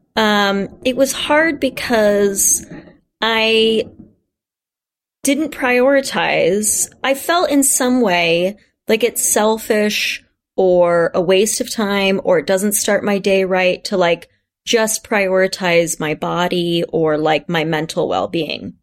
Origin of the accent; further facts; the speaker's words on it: Kansas, United States; my hometown of Kansas